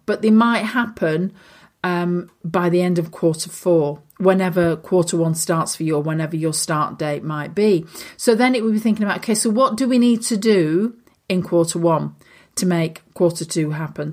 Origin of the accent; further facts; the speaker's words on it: Lancashire, North West England, United Kingdom; I'm a girl from Lancashire